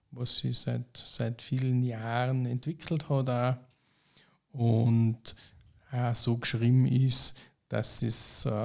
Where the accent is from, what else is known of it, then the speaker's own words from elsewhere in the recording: St. Johann, Austria; born there; Ich bin zwar auch gebürtiger St. Johanna